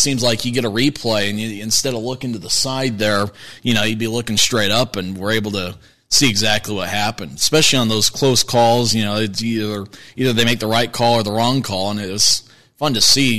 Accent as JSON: {"language": "English", "town": "Kearns", "region": "Utah", "country": "United States", "tie": "born or raised there", "also_born_or_lived": "Pocatello, Idaho", "said": "I'm from the Kearns area"}